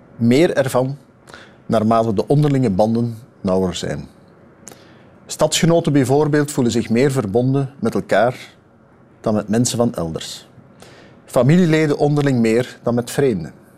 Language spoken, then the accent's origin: Dutch; Kempen, Limburg, Flanders, Belgium; ik ben een kampenaar, eh, ik ben ook nog een Limburg, ik ben een Vlaming, ik ben een Belg